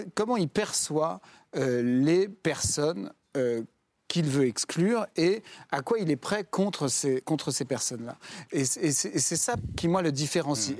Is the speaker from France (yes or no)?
yes; Jura, Bourgogne-Franche-Comté, France; Moi, je viens du Jura, où il y a un des plus beaux villages